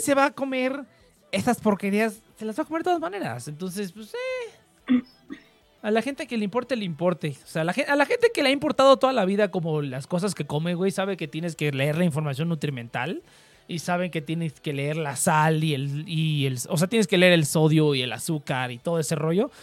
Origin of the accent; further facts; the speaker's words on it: central Mexico, Mexico; accent: central Mexican, with some norteño; tengo un acento en el que es acento súper de centro, o sea, de centro de México